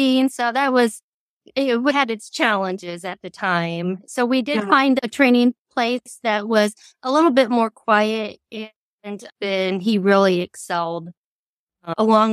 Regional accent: Central Illinois, United States; I am from Central Illinois

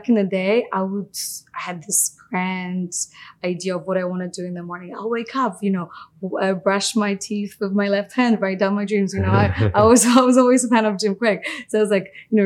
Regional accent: Poland; moved away; I grew up in Poland.

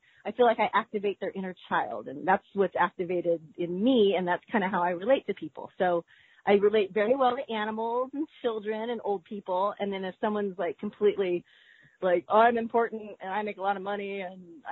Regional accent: California, United States; I only know my hometown. Oh, I only know California.

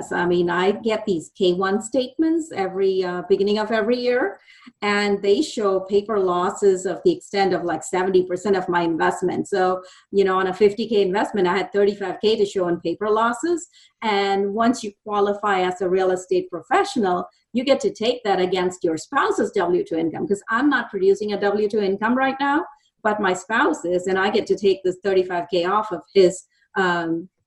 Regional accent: India; moved away as an adult; now in Dallas, United States

